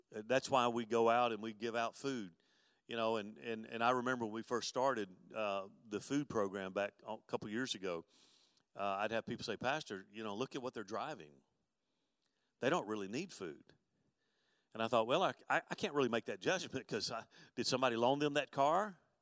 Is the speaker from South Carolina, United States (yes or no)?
no; Mobile, Alabama, United States; moved away; also born or lived in Dallas; I grew up in Mobile, and of course, I lived in I lived in West Mobile